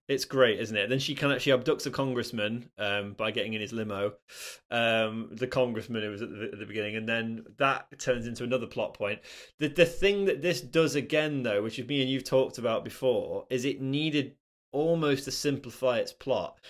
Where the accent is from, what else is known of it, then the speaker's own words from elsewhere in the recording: Nottingham, East Midlands, United Kingdom; I grew up in Nottingham